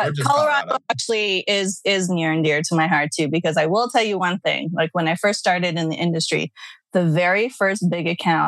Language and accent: English; Vancouver, British Columbia, Canada; moved away as an adult; also born or lived in Brunei; now in New York, United States; I'm originally from Vancouver, Canada.